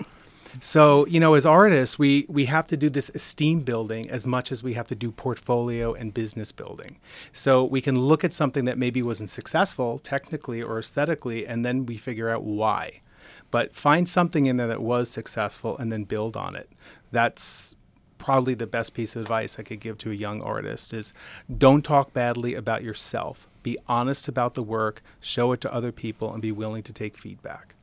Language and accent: English; Nassau-Queens border, Long Island, New York, United States; moved away as an adult; now in Rochester, United States; I grew up right outside New York City. on the Nassau Queens border of Long Island and moved up here about thirteen years ago.